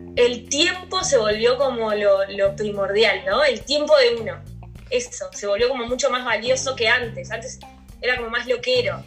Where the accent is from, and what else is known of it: Uruguay; also born or lived in Brazil